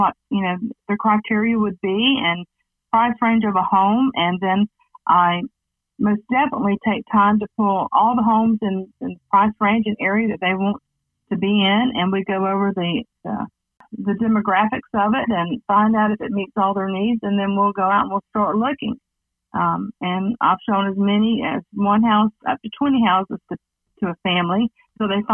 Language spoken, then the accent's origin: English; Bartow, Florida, United States; I grew up in Bartow, Florida, born and raised right here in Polk County.